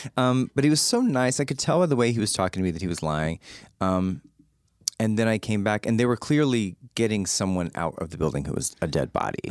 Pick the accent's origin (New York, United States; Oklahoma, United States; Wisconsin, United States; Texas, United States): Texas, United States; San Antonio; I grew up in San Antonio